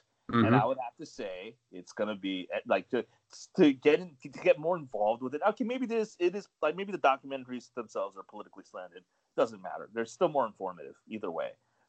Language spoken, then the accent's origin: English; United States; I've been being an American.